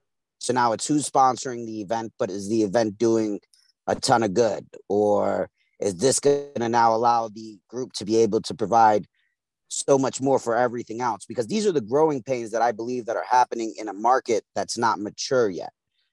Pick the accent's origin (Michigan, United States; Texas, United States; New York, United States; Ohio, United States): New York, United States; Brooklyn; Yeah, I'm from East New York, Brooklyn. Grew up, raised, the whole nine.